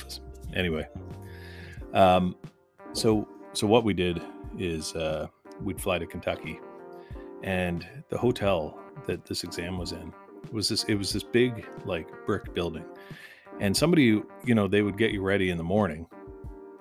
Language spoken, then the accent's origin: English; Canada; as a Canadian